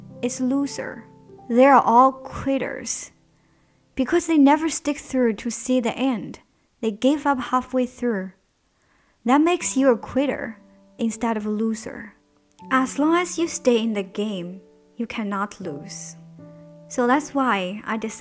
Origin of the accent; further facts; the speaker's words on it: China; first language Chinese; English is a second language; moved away as an adult; now in Germany; I'm from China.